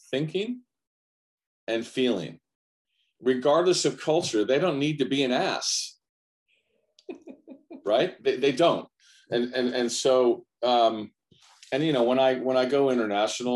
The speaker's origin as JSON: {"language": "English", "country": "United States", "said": "I'm an American, Italian American"}